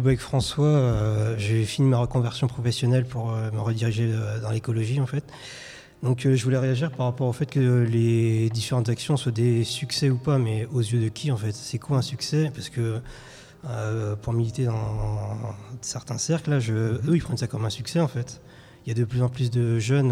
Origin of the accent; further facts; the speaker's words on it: Rwanda; moved away; je suis originaire du Rwanda